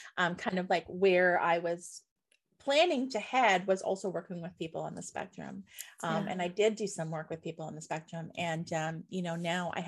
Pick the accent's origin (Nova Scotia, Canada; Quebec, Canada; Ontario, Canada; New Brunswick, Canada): Nova Scotia, Canada; I grew up in Nova Scotia, where you're gonna hear bagpipes anyways